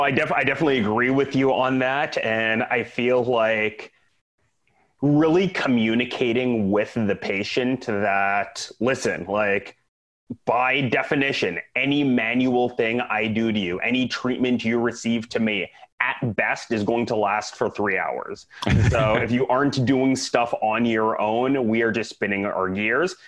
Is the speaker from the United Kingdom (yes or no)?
no; Saskatoon, Saskatchewan, Canada; moved away as an adult; also born or lived in Vancouver, Canada / Dallas, Texas, United States; now in Tampa, United States; I am originally Canadian. So I grew up in Saskatoon